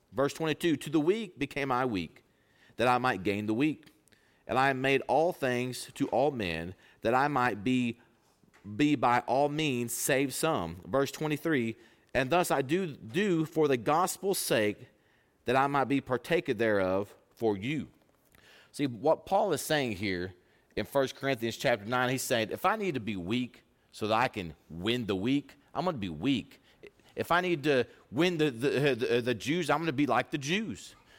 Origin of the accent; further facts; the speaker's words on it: Pampa, Texas, United States; I'm from Pampa, Texas.